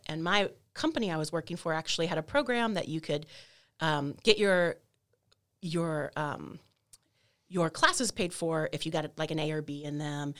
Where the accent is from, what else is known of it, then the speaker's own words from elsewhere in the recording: North Texas, United States; also born or lived in Maryland / Louisiana; the rest of my childhood, adolescence, young adulthood in Texas, North Texas